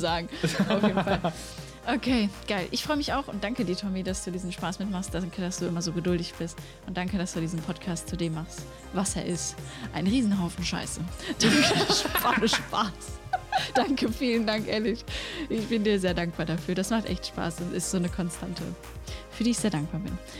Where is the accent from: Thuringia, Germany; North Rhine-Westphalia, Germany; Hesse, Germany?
North Rhine-Westphalia, Germany; Sauerland; Also ich bin im Sauerland aufgewachsen